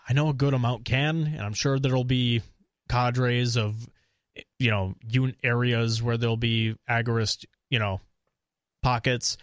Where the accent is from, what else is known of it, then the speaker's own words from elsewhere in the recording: Eau Claire, Wisconsin, United States; also born or lived in Minnesota; I'm from Eau Claire